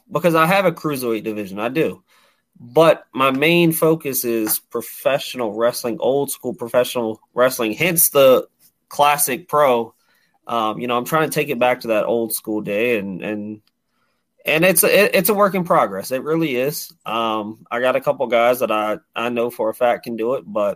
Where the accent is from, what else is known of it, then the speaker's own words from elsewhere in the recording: Prince George, Virginia, United States; my hometown of Prince George